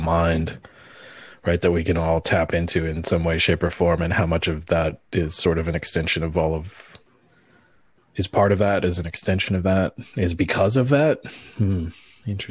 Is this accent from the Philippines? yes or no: yes; Philippines; moved away; I'm from the Philippines